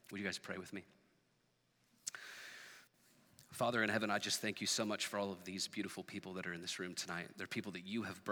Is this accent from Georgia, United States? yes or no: no; Portland, Oregon, United States; I grew up here in Portland